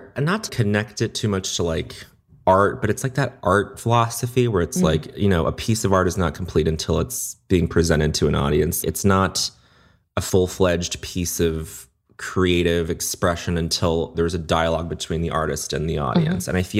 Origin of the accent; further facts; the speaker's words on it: Brisbane, Queensland, Australia; born there; moved away; also born or lived in Montreal, Canada / United States; I mean, I was born in Brisbane, Australia. We moved to Montreal and then we moved to the US.